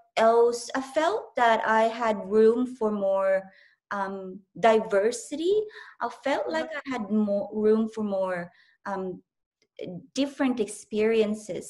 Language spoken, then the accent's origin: English; southern Philippines, Philippines; English is a second language; moved away as an adult; also born or lived in Manila, Philippines; now in Australia; I was born and raised in a different country, in the Philippines, in the southern Philippines